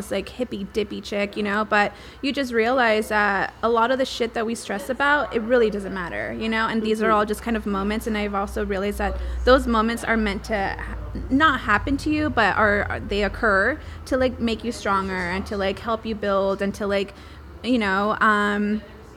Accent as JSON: {"language": "English", "town": "San Diego", "region": "California", "country": "United States", "tie": "born or raised there", "lives_now": "Los Angeles, United States", "said": "born and raised in San Diego, California"}